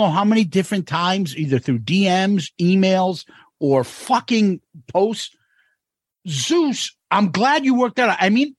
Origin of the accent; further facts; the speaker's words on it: Louisiana, United States; I'm 25 from Louisiana.